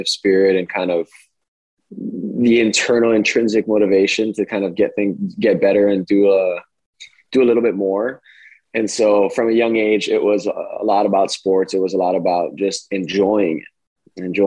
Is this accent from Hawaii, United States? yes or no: yes; Kailua, Hawaii, United States; moved away as an adult; I grew up in Kailua